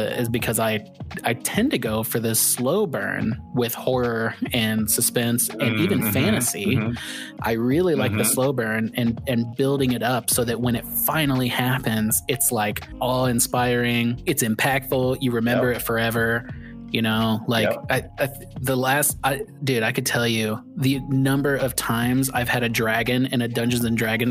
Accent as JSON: {"language": "English", "region": "Indiana", "country": "United States", "tie": "born or raised there", "said": "I grew up in Indiana where there's a ton of shitty backwater towns."}